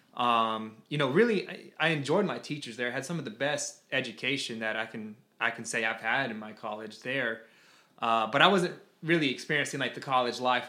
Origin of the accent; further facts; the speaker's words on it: Toccoa, Georgia, United States; moved away as an adult; now in Florida, United States; I was actually born in a very small town in Toccoa, Georgia. Born and raised there